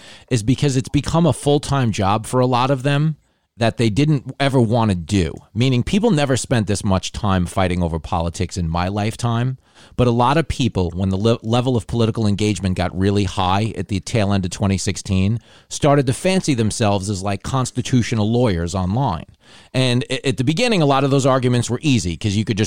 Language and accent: English; New York, United States; accent: mook accent; as a New Yorker